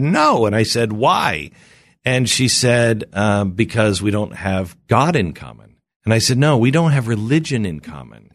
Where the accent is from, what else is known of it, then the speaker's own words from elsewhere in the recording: Pacific Northwest, United States; moved away; I grew up in the Pacific Northwest